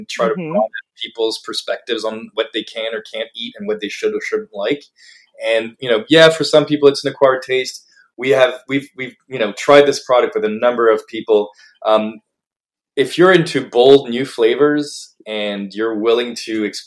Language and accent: English; Paris, Île-de-France, France; moved away as an adult; now in United States; I grew up in Paris.